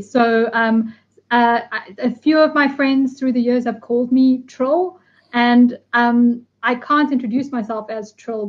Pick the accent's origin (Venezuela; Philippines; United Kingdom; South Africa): South Africa; also born or lived in Newcastle; It was my first time outside of South Africa.